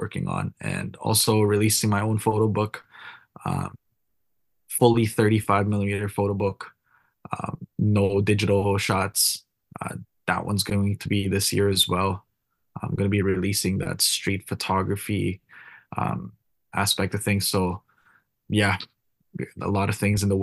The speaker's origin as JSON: {"language": "English", "country": "Philippines", "moved": "yes", "lives_now": "Vancouver, Canada", "said": "my home country"}